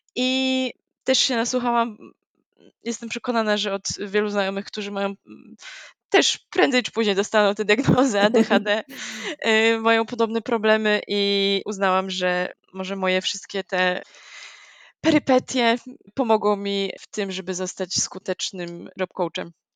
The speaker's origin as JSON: {"language": "Polish", "town": "Gdańsk", "region": "Pomeranian Voivodeship", "country": "Poland", "said": "jestem z Gdańska"}